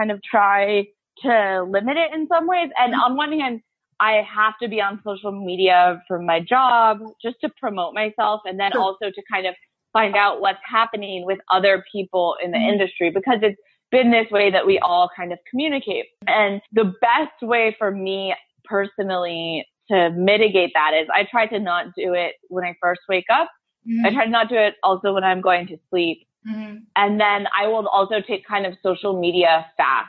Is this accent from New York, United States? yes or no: yes; Southampton, New York, United States; moved away as an adult; also born or lived in Italy / Dominican Republic; now in Beirut, Lebanon; 2 years of reporting that I did in my hometown, Southampton, New York